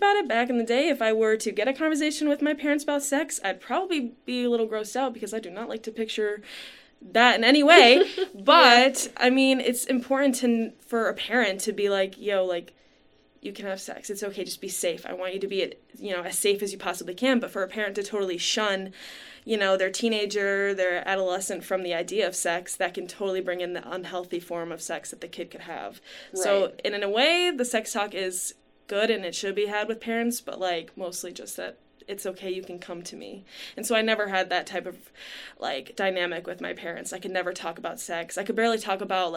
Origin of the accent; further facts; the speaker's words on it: Livonia, Michigan, United States; I grew up in Livonia, Michigan